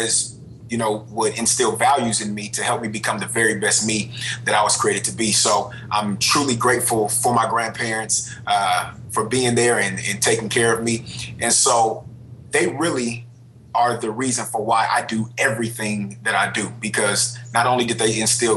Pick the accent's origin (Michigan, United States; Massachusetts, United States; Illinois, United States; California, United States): California, United States; Richmond; I'm from Richmond, California. My mother was 17. My father was 19 when they had me